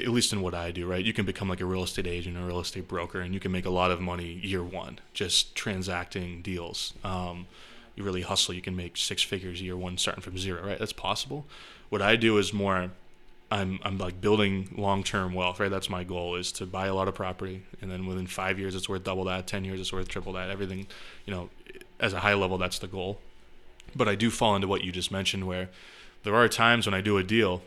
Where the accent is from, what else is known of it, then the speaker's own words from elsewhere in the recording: Chester, New Hampshire, United States; also born or lived in Massachusetts; I grew up in Chester, New Hampshire, just some small town